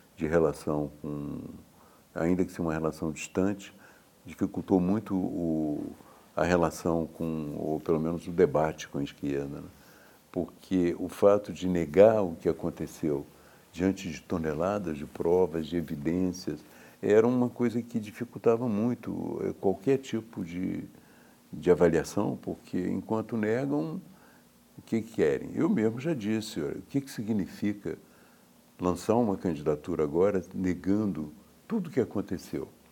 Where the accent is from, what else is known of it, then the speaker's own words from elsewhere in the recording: Juiz de Fora, Minas Gerais, Brazil; eu sou de Juiz de Fora